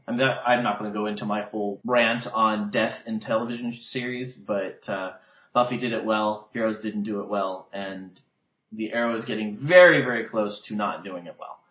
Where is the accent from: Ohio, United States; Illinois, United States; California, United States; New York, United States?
California, United States; West Covina; now in Palm Springs, United States; my hometown, West Covina